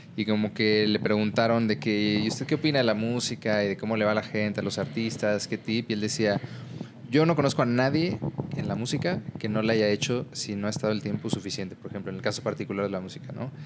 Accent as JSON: {"language": "Spanish", "region": "State of Mexico", "country": "Mexico", "tie": "born or raised there", "moved": "as an adult", "lives_now": "Mexico City, Mexico", "said": "yo viví pues, toda mi adolescencia en el Estado de México y vine a la Ciudad de México a pues de regreso porque nací aquí"}